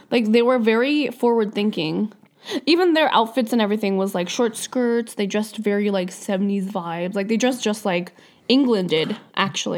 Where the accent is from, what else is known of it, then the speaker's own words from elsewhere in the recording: Canada; we live here. Like, we're Canadian